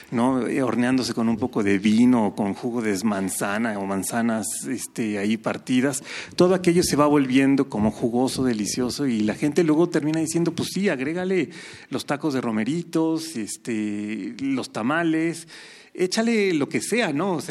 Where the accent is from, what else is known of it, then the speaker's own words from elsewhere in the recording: Mexico; nosotros como mexicanos